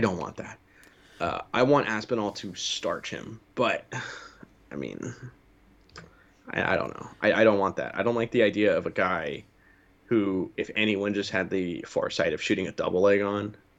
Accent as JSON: {"language": "English", "country": "United States", "said": "being an American"}